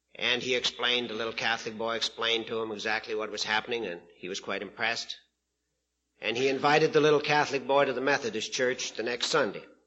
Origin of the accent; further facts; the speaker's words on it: Prince Albert, Saskatchewan, Canada; I'm from Prince Albert, Saskatchewan, Canada